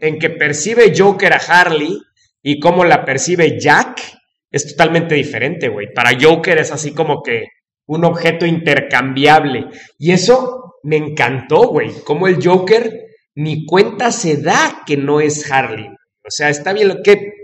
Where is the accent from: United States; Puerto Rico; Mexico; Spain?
Mexico; los mexicanos seamos así